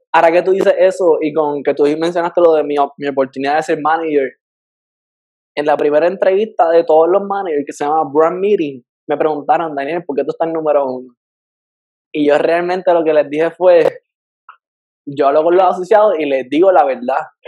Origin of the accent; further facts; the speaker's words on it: Puerto Rico; moved away as an adult; now in Miami, United States; yo salí de Puerto Rico